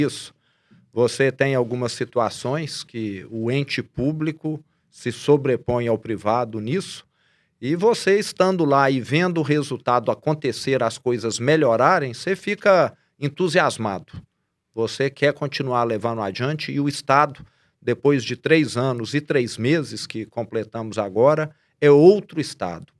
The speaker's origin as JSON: {"language": "Portuguese", "town": "Araxá", "region": "Minas Gerais", "country": "Brazil", "tie": "born or raised there", "accent": "sotaque meio carregado (interior of Minas Gerais)", "said": "eu tenho um sotaque meio carregado, né, de conviver com esse pessoal"}